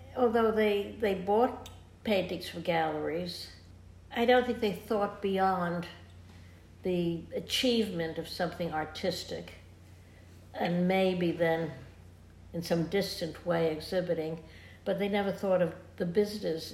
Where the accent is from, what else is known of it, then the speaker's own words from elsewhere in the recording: New York City, New York, United States; also born or lived in London; I grew up in New York City